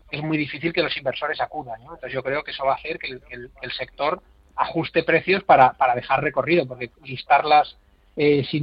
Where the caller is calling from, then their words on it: Málaga, Andalusia, Spain; de Málaga.